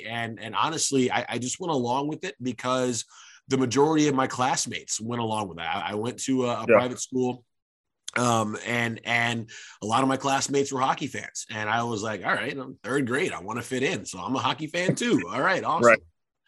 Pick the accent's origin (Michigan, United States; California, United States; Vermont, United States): Michigan, United States; Detroit; I'm from Detroit, Michigan. So I grew up in Detroit around the time the Red Wings were winning those back-to-back Stanley Cups.